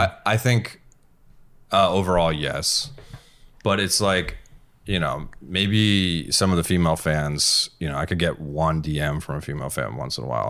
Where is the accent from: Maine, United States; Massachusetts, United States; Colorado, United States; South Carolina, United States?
Massachusetts, United States; moved away; I'm from Massachusetts. No, I'm not from here.